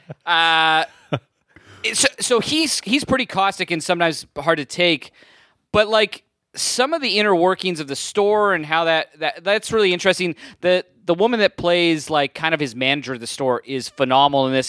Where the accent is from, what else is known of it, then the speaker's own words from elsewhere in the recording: Burlington, Ontario, Canada; I grew up in Burlington